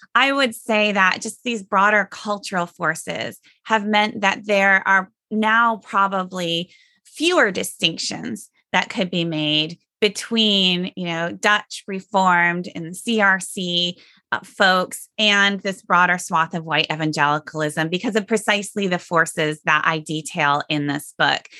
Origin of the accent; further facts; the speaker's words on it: Sioux Center, Iowa, United States; moved away as an adult; I grew up in Sioux Center